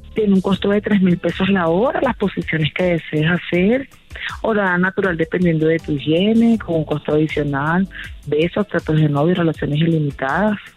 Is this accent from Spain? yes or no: no; Colombia; now in Mexico; Yo soy colombiana